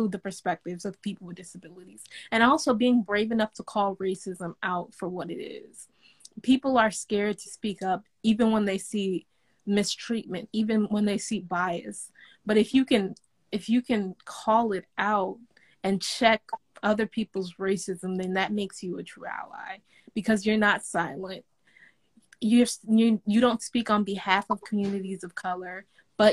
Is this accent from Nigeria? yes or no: yes; Nigeria; I'm African, I'm Nigerian